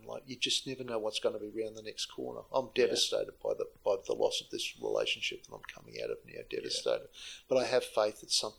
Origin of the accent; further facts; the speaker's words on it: Sydney, New South Wales, Australia; moved away as an adult; also born or lived in South Africa; I grew up in Sydney, and all I want to do is get out of Sydney and go overseas at 21.